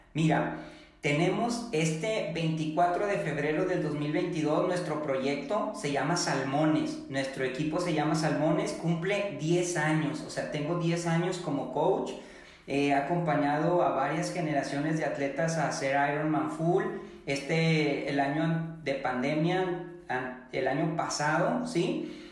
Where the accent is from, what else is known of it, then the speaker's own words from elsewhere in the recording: Apodaca, Nuevo León, Mexico; accent: regia; yo no soy de Monterrey, yo soy de Apodaca.